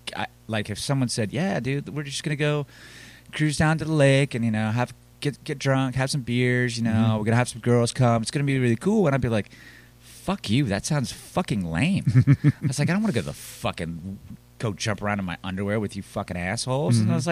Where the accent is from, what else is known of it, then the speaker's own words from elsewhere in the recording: the South, United States; We're from the South. We like being from the South. We like the slow pace.